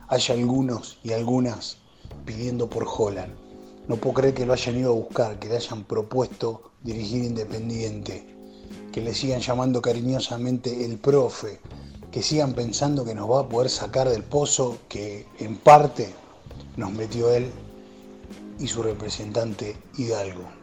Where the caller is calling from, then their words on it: Merlo, Buenos Aires Province, Argentina; Buen día muchachos … de Merlo.